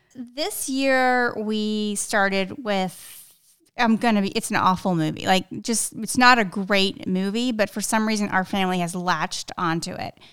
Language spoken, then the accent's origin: English; South Texas, United States; I grew up in South Texas.